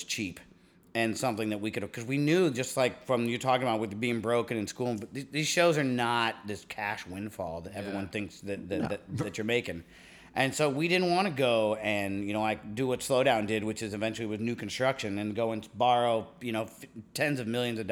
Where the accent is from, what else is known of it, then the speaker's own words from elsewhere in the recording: Omaha, Nebraska, United States; moved away as an adult; also born or lived in Austin; I never came to this part of town growing up